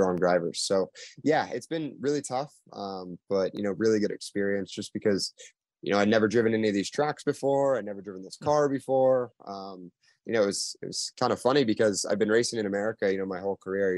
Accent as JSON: {"language": "English", "town": "Louisville", "region": "Kentucky", "country": "United States", "moved": "yes", "lives_now": "Indianapolis, United States", "said": "I'm originally from Louisville, Kentucky"}